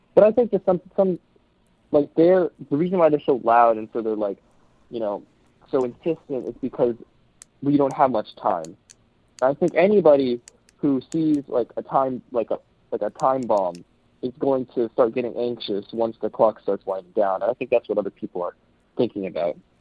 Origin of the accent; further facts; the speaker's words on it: United States; I we're from South Korea originally. I was born in the U.S.